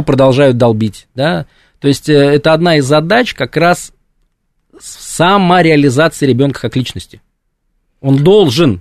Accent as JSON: {"language": "Russian", "town": "Samara", "region": "Samara Oblast", "country": "Russia", "tie": "born or raised there", "said": "закончил школу, да, я хотел поступать в, ну, в нашем, в моем городе, да, в Самаре было два исторических факультета"}